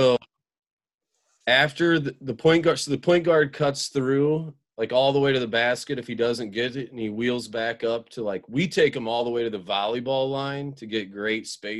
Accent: Central Illinois, United States; now in Hinsdale, United States; I've been all over the state. I grew up in Central Illinois and have moved.

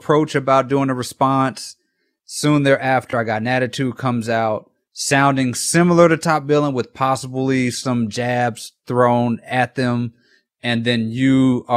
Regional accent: Mississippi, United States; I'm from Mississippi.

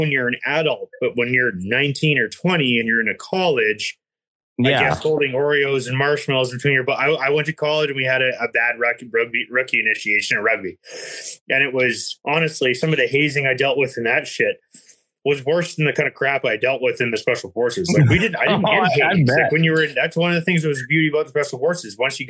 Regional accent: Ontario, Canada; And I don't know much about it in Alberta or BC because I grew up in Ontario

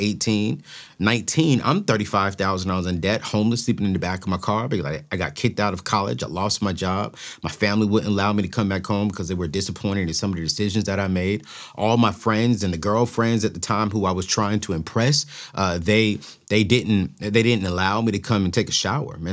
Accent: Oceanside, California, United States; growing up in Oceanside, California

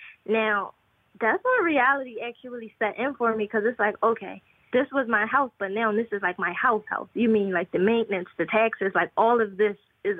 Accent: Philadelphia, Pennsylvania, United States; born or raised there

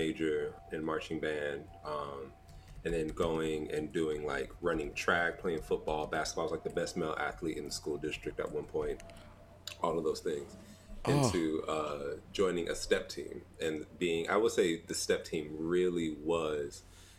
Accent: Los Angeles, California, United States; now in New York, United States; I'm from Southern California

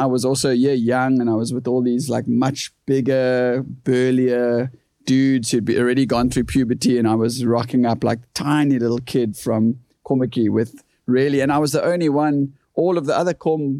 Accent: Kommetjie, Western Cape, South Africa; first language English; growing up in Korm

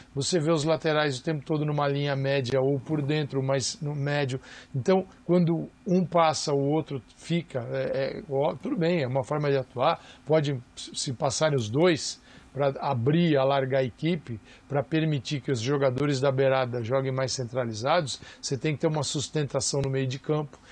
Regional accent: Brazil; somos nós brasileiros

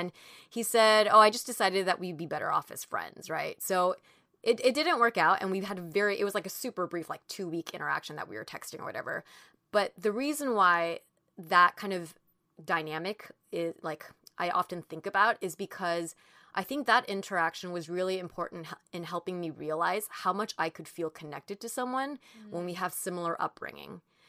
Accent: California, United States; because I grew up in Orange County, too, and he had that upbringing

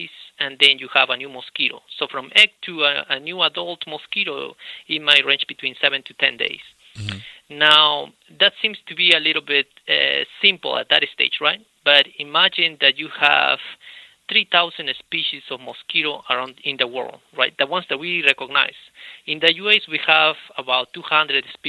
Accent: Peru; moved away as an adult; also born or lived in Idaho / California / Maryland; now in United States; I'm originally from Peru

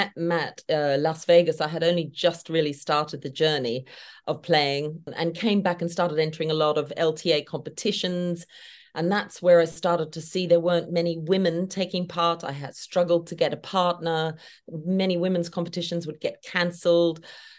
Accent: Australia; now in United Kingdom; Well, being an Aussie living in the UK, I obviously, it's a pleasure to be on your podcast.

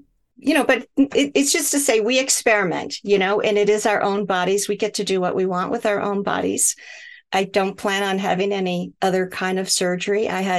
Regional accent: Michigan, United States; also born or lived in Hawaii, United States; And that actually started because I grew up in Michigan, and in the winters, my skin would crack and bleed

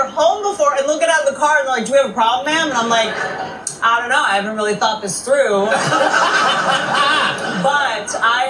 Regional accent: Washington, District of Columbia, United States; also born or lived in Virginia / West Virginia; So I am from D.C.

